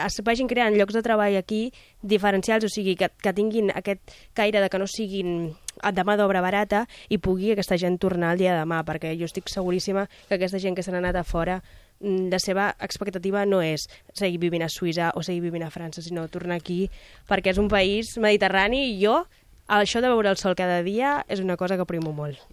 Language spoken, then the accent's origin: Catalan; Lleida, Catalonia, Spain; jo sóc de Lleida